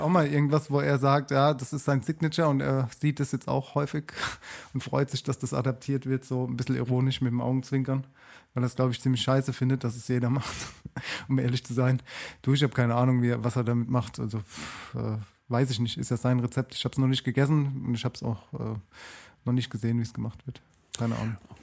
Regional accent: Germany; now in Mannheim, Germany; bei uns in Deutschland

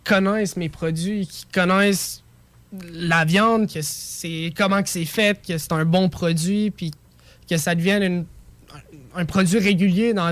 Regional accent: Lévis, Quebec, Canada; Parce que je suis de Lévis, moi.

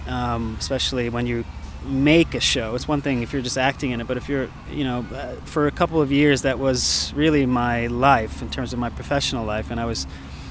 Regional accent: United States; moved away as an adult; also born or lived in New York; now in Stockholm, Sweden; as an American

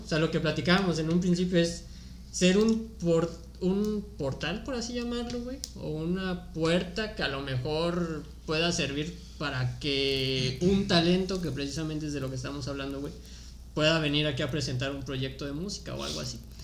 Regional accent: Salamanca, Guanajuato, Mexico; moved away as an adult; also born or lived in Tulum; now in Playa del Carmen, Mexico; Soy de Salamanca, Guanajuato

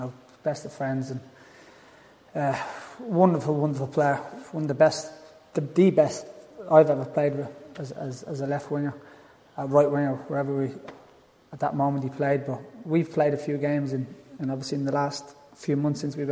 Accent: Dublin, Leinster, Ireland; moved away; All of us from my area where I was brought up in Tala

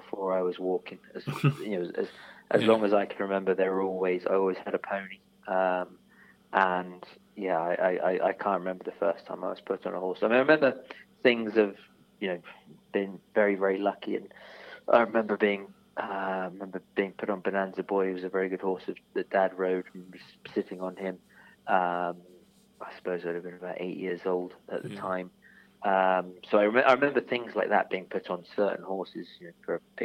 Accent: the Cotswolds, South West England, United Kingdom; I was brought up in the Cotswolds.

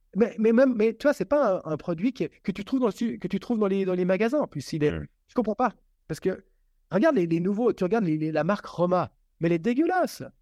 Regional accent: Switzerland; Je suis suisse et je suis suisse italien

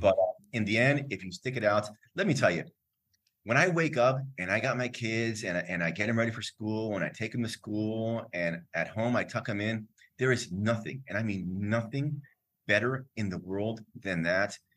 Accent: Miami, Florida, United States; moved away as an adult; also born or lived in Lima, Peru; I was born in Florida, grew up in Miami, my parents are Cuban, so I speak Spanish

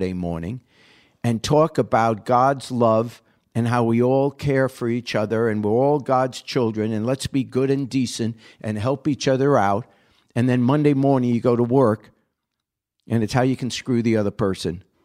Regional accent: New York, United States; I grew up in New York. You know, everyone talked like Bernie. I talked like Bernie back then

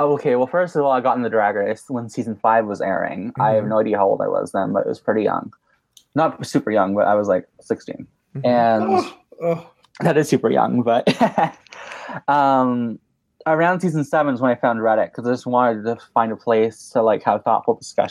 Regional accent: Mexico; moved away as an adult; also born or lived in Vancouver, Canada; now in Canada; I was born in Vancouver, Canada. {S0} Okay. {S3} And then I moved to Mexico when I was 6 years old. And I lived there for 12 years mm-hmm. until last month when I moved to Canada.

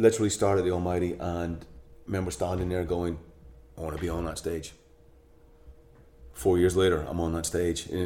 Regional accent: Northern Ireland, United Kingdom; we're both from Northern Ireland

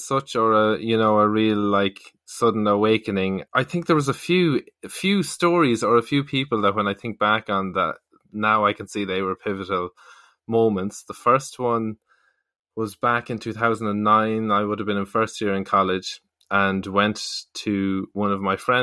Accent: Galway, Connacht, Ireland; moved away as an adult; now in Dublin, Ireland; I'm from Galway and have been living in Dublin for the last few years

